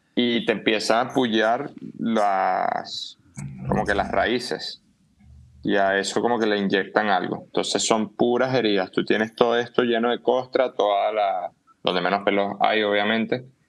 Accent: Venezuela; moved away; also born or lived in Ecuador; el habla en Canarias son muy similares al nuestro

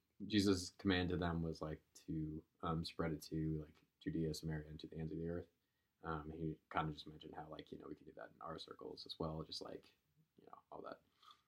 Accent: Kentucky, United States; me in Kentucky

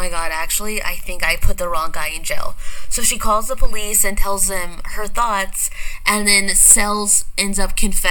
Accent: Arkansas, United States; I'm from Arkansas

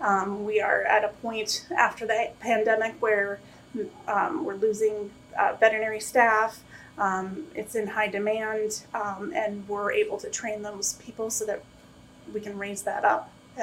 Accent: Minnesota, United States; moved away as an adult; now in Florida, United States; So I am originally from Minnesota, so big snow girl, not really. Moved to the South about 10 years ago, loved the heat

